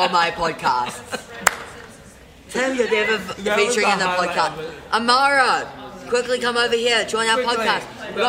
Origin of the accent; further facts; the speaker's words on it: Auckland, New Zealand; I like being a New Zealander, but then again, I do want to move out of Auckland.